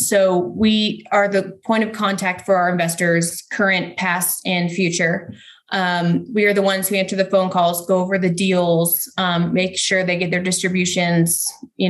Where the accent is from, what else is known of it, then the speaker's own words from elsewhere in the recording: Ponte Vedra Beach, Florida, United States; moved away as an adult; also born or lived in Charlotte, North Carolina; now in Denver, United States; Right where the PGA Tour headquarters is there in Ponte Vedra Beach, Florida.